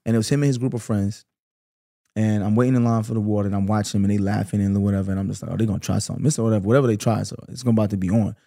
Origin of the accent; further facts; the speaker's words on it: New York City, New York, United States; also born or lived in Canarsie, Brooklyn; I grew up in Flatbush my whole life.